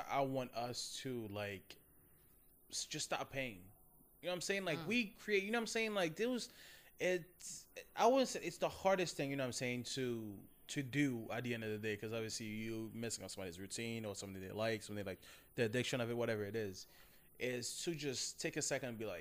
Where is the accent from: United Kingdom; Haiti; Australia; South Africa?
Haiti; moved away; since I grew up in Haiti